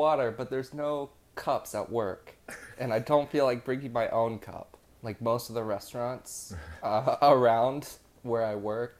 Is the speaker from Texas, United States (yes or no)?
yes; Burleson, Texas, United States; moved away as an adult; also born or lived in Austin, Texas; now in New York, United States; I'm from Burleson, Texas.